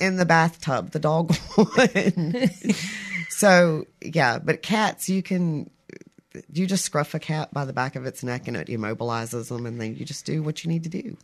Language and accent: English; Albany, Kentucky, United States; moved away; also born or lived in South Mississippi; I was born and raised in Albany, Kentucky.